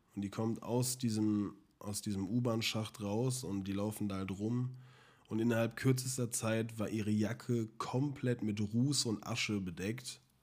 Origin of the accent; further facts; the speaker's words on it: Germany; bei uns in Deutschland